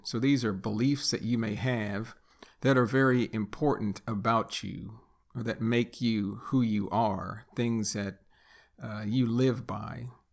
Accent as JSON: {"language": "English", "country": "United States", "tie": "born or raised there", "also_born_or_lived": "Texas", "first_language": "English", "said": "I'm a native English speaker, born and raised in the United States"}